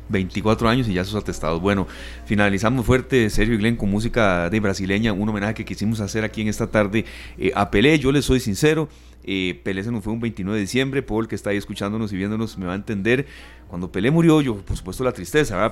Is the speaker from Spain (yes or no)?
no; Costa Rica; soy tico